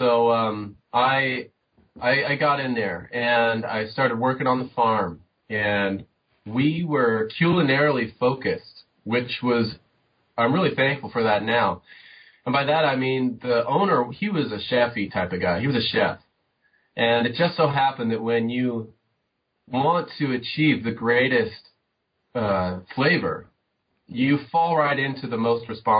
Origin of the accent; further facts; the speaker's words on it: Southern California, United States; moved away; I grew up in Southern California